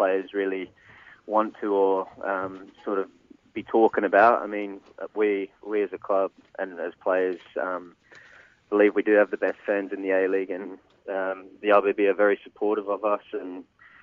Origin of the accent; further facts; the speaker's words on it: Perth, Western Australia, Australia; moved away as an adult; also born or lived in Melbourne; starting up in my hometown at Perth Glory